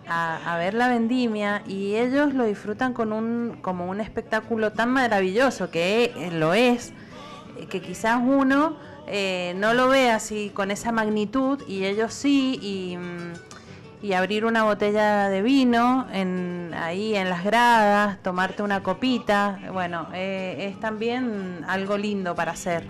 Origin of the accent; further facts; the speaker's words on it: Mendoza, Argentina; como mendocina